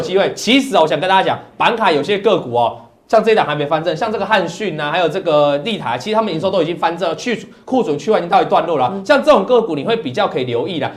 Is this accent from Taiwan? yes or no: yes; Taiwan; 我们台湾话